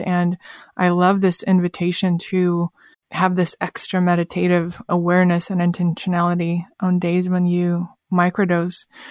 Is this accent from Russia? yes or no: yes; Russia; moved away; my personal experience growing up in Russia